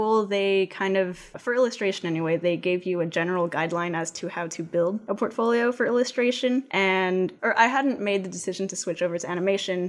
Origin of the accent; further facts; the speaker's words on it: West Covina, California, United States; also born or lived in Pasadena, California; now in Arcadia, United States; I was in West Covina, where I grew up with my parents up until the early 2000s, and then I moved to Arcadia